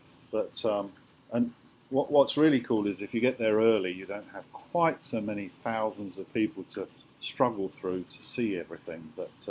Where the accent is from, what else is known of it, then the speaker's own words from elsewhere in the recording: England, United Kingdom; Seeing as I'm English